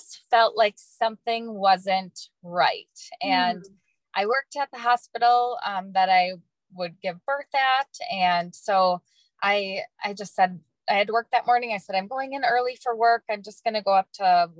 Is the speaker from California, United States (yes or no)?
no; Northern Wisconsin, United States; moved away as an adult; also born or lived in Florida; now in North Dakota, United States; I grew up in Wisconsin, Northern Wisconsin